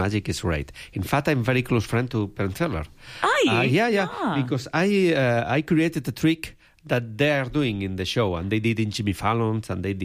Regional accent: Spain; English is a second language; I come from Spain. Probably people is noticing by my accent. My English is not so good

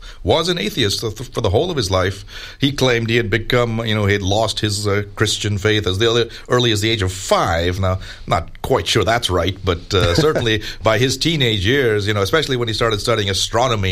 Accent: India; moved away; back to my home country of India

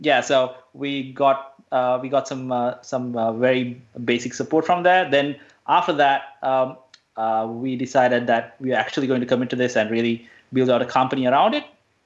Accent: Sri Lanka; now in Australia; I'm originally from Sri Lanka

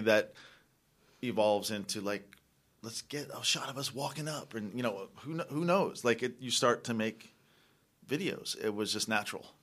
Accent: East Coast, United States; we're from the East Coast

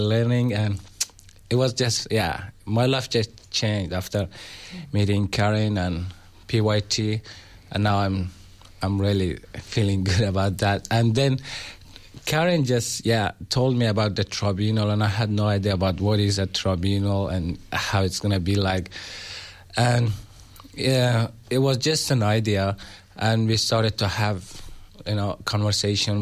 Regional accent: Afghanistan; moved away as an adult; now in Australia; I'm from Afghanistan

